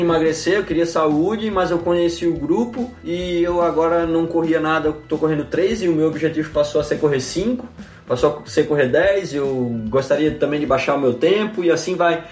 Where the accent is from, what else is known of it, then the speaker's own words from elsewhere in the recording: Campina Grande, Paraíba, Brazil; moved away as an adult; now in Santa Maria, Brazil; eu sou paraibano, né, cara? Lá de Campina Grande